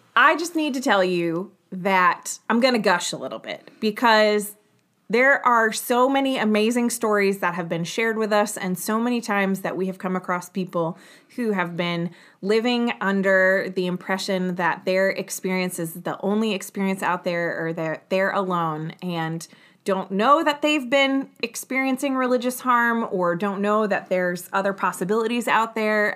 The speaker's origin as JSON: {"language": "English", "region": "New York", "country": "United States", "tie": "born or raised there", "said": "I grew up just outside of New York City"}